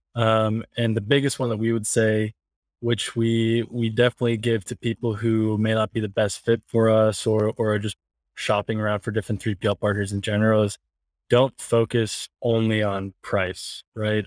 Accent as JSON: {"language": "English", "town": "Cleveland", "region": "Ohio", "country": "United States", "tie": "born or raised there", "moved": "yes", "lives_now": "Salt Lake City, United States", "said": "We're both from the Cleveland area, um, Cleveland, Ohio. And then we, I mean, we've been in the same school since we were like sixth grade."}